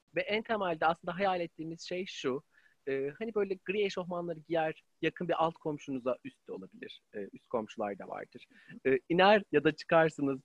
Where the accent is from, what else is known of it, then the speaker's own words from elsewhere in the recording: Ankara, Turkey; ben 25 ee, yıllık e, kronik Ankaralılığı olan